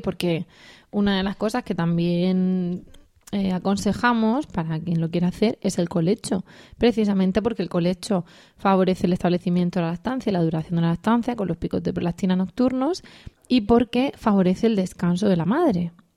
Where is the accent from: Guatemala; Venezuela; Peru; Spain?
Spain; Region of Murcia